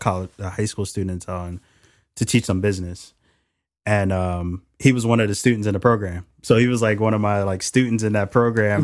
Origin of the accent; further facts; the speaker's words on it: Philadelphia, Pennsylvania, United States; moved away as an adult; also born or lived in Yeadon, Pennsylvania; now in Seattle, United States; I was born and raised in Philly.